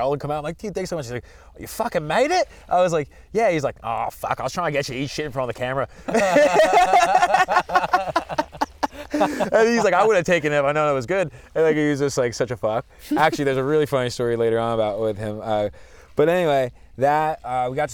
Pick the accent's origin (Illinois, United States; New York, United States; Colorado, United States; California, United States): New York, United States; Long Island; I'm from Long Island